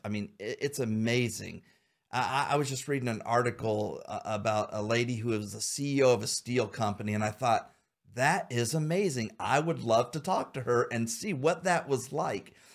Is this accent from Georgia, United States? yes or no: no; Xenia, Ohio, United States; also born or lived in Troy, Ohio; I grew up in Xenia.